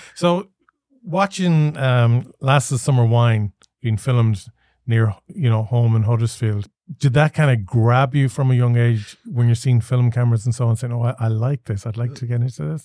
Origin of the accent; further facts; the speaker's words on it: Galway, Connacht, Ireland; I grew up in Galway City